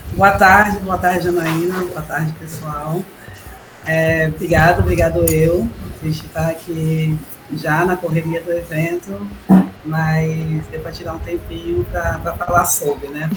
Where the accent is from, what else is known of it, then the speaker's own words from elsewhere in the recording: Ipojuca, Pernambuco, Brazil; Eu cheguei com sete anos de idade, eu cheguei aqui